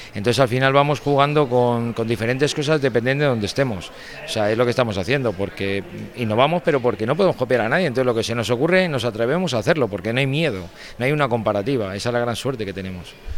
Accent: Bilbao, Basque Country, Spain; yo soy de Bilbao

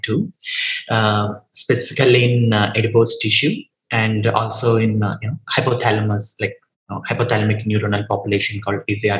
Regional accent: India; moved away as an adult; also born or lived in Canada; now in United States; I'm from India, then I was in Canada and then moved to US

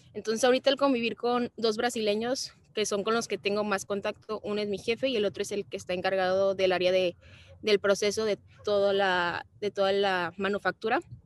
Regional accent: Mexico; los mexicanos somos como más amorosos que los, los brasileños

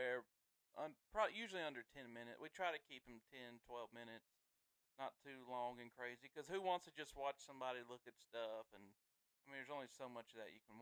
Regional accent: the South, United States; we were born and raised in the South

